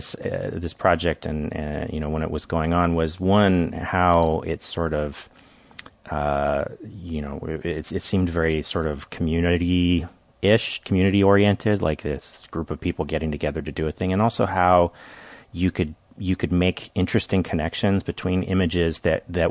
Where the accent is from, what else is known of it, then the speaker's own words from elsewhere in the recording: Northern California, United States; now in San Diego, United States; I'm from Northern California initially